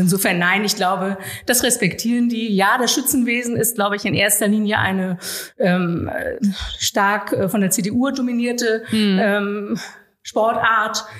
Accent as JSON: {"language": "German", "town": "Norderstedt", "region": "Schleswig-Holstein", "country": "Germany", "tie": "born or raised there", "said": "meine Heimatstadt"}